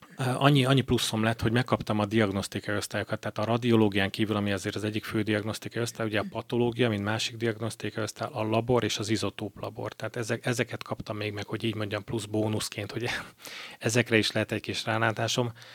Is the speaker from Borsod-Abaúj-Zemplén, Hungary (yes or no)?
yes; Miskolc, Borsod-Abaúj-Zemplén, Hungary; also born or lived in Cyprus; egy tengerparti városba kerültem Miskolciként